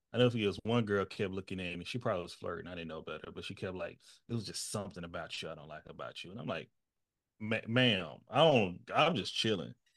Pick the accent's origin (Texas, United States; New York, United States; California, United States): Texas, United States; East; my access and quality of education was very clear um, in my town. I'm from East Texas, where I'm from